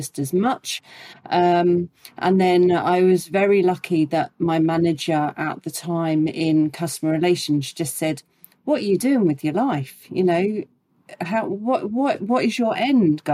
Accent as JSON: {"language": "English", "area": "around Gatwick", "region": "South East England", "country": "United Kingdom", "tie": "born or raised there", "said": "living and growing up around Gatwick"}